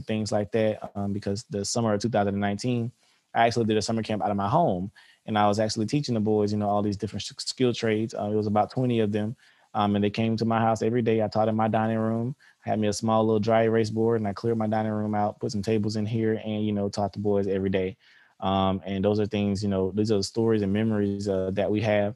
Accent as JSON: {"language": "English", "town": "Albany", "region": "Georgia", "country": "United States", "tie": "born or raised there", "said": "I'm from Albany, Georgia. I grew up here in Albany, Georgia"}